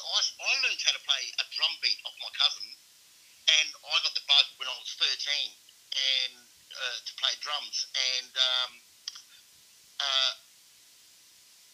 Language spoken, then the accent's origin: English; Adelaide, South Australia, Australia; I was born and raised in Adelaide